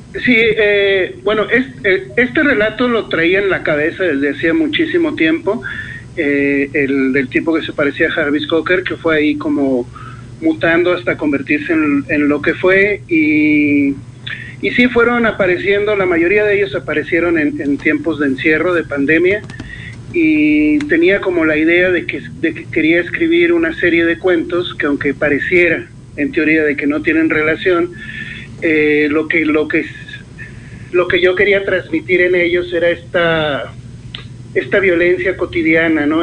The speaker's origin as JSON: {"language": "Spanish", "region": "Sonora", "country": "Mexico", "moved": "as an adult", "lives_now": "Toluca, Mexico", "said": "Yo soy del norte, soy de Sonora. Eh, tengo ya 10 años viviendo acá en Toluca, pero bueno, pasé la, la mayor parte de, de mi vida viviendo en el norte."}